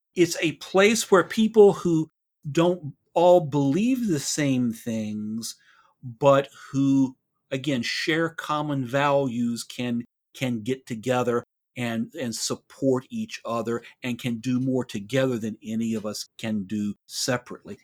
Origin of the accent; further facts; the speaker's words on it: Tennessee, United States; moved away as an adult; now in Dallas-Fort Worth area, United States; I grew up in Tennessee, um, I have lived in Texas, uh, for the last, going on twenty-two years.